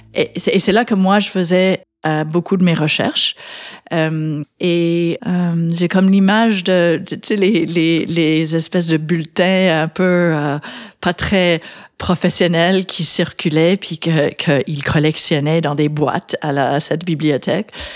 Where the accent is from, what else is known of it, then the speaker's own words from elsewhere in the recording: London, Ontario, Canada; moved away as an adult; also born or lived in United States; now in Quebec, Canada; j'ai grandi en Ontario, à London